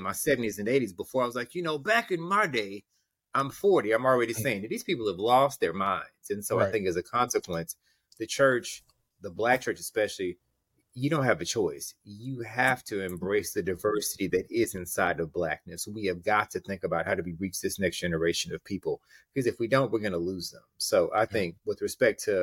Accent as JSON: {"language": "English", "town": "Houston", "region": "Texas", "country": "United States", "tie": "born or raised there", "said": "I think about Houston"}